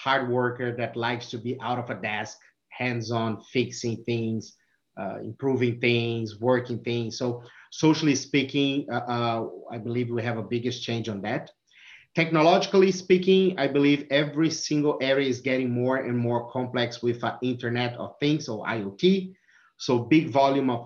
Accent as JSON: {"language": "English", "country": "Brazil", "also_born_or_lived": "California", "second_language": "English", "moved": "as an adult", "lives_now": "Michigan, United States", "said": "my accent. So I'm from Brazil. I'm living in US since 2016"}